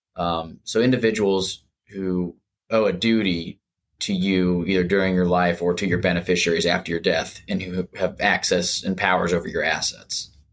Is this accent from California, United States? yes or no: no; Jacksonville, Florida, United States; also born or lived in Gainesville, Florida; I practice now back in Jacksonville, where I'm from, born and raised in Jacksonville